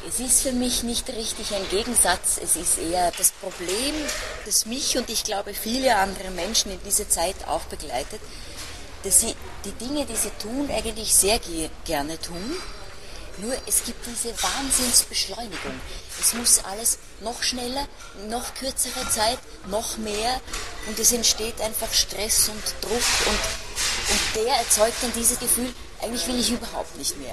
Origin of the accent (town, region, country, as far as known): Switzerland; accent: Swiss German; first language Swiss German; moved away